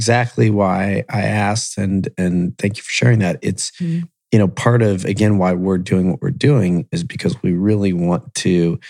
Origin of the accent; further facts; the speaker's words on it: Columbus and Akron, Ohio, United States; I grew up in Columbus and Akron.